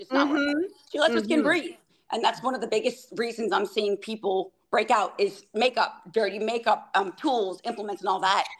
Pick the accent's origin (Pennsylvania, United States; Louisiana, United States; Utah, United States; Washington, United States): Louisiana, United States; New Orleans; born or raised there; moved away